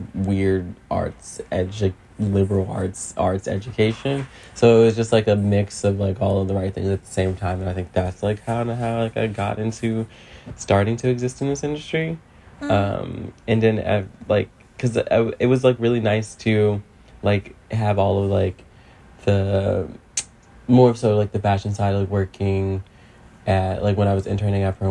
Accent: Philadelphia, Pennsylvania, United States; Growing up in South Philly

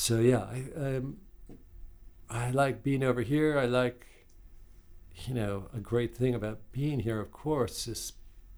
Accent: New York City, New York, United States; moved away as an adult; now in London, United Kingdom; I grew up in New York City, and I used to go back to New York from the UK

